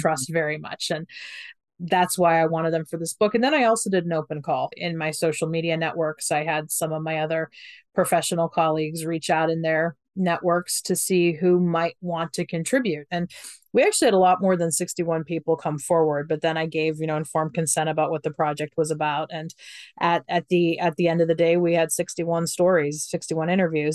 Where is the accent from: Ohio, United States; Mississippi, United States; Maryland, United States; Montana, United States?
Ohio, United States; I'm from Ohio. I grew up very conservative in Ohio.